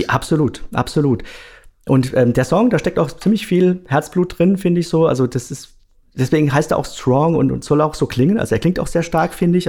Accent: Ludwigshafen, Rhineland-Palatinate, Germany; now in Karlsruhe, Germany; Ich komme aus Ludwigshafen, ja, ursprünglich. Wobei, mittlerweile wohne ich in ah, Karlsruhe

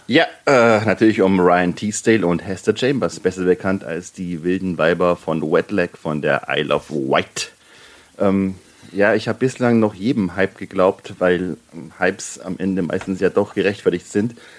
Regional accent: Bavaria, Germany; ich komme aus Bayern

